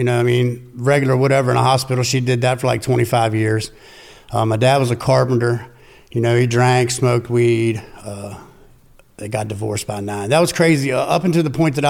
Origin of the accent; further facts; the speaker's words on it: Winchester, Virginia, United States; also born or lived in Berryville, Virginia; From Winchester, Virginia. I was born in actually Berryville, Virginia. Stayed there for, I don't know, 9 years